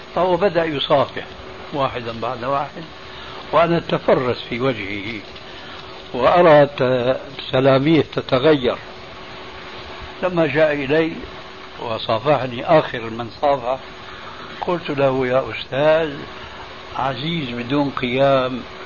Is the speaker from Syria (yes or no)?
yes; Syria; عندنا في سوريا